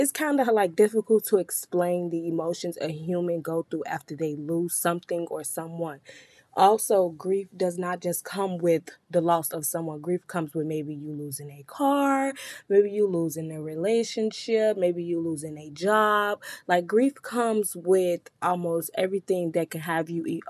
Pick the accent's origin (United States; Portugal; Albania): United States; Chicago, Illinois; I'm from Chicago, where I experience death very often